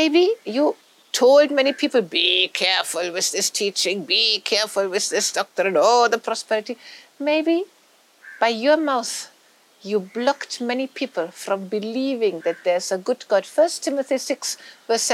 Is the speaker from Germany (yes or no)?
yes; Germany; moved away; I come from Germany